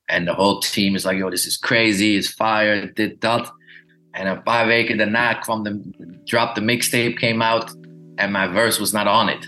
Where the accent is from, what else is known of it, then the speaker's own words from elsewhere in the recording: Glendale, California, United States; born there; Hij woonde in een eh, area in LA called Glendale, waar ik geboren ben, waar heel veel Armeniërs wonen.